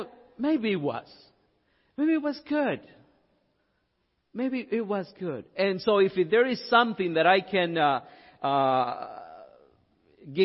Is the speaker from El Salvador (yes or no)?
yes; El Salvador; moved away; I'm from El Salvador.